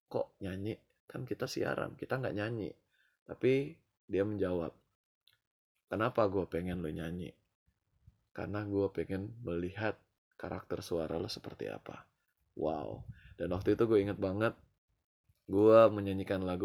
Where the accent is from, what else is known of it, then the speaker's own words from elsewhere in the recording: Manado, North Sulawesi, Indonesia; dan gue dari Manado